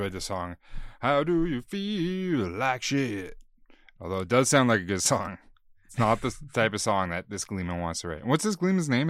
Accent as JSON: {"language": "English", "country": "Canada", "said": "We're Canadian"}